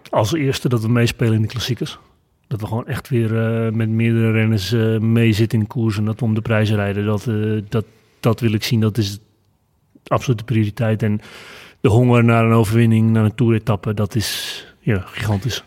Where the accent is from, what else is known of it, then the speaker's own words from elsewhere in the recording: North Holland, Netherlands; ik kom uit het Noord-Hollandse.